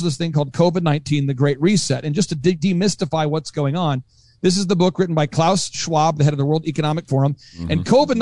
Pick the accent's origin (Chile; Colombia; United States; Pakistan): United States; Oklahoma; also born or lived in Cokato, Minnesota; I grew up in Oklahoma and Minnesota